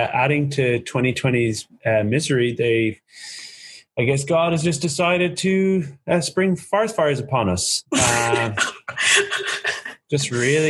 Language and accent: English; United States; Because I'm from America and I talk like this.